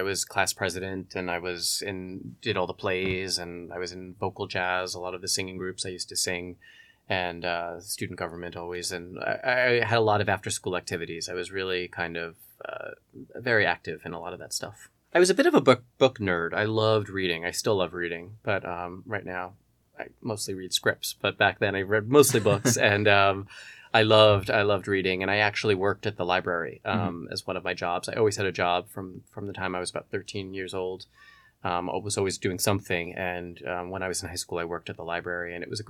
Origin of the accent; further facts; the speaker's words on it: Long Island, New York, United States; now in Los Angeles, United States; I am from Long Island, New York. I was born and raised there, and then I went to, after college, I moved to Manhattan